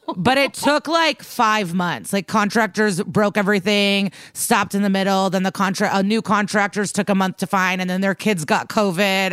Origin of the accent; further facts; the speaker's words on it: Chicago, Illinois, United States; moved away as an adult; also born or lived in New York; now in Los Angeles, United States; As someone that lived in New York and I'm from Chicago